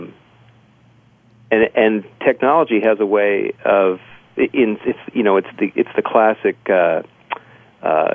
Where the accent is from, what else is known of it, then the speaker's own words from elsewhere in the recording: Southern California, United States; I grew up in Southern California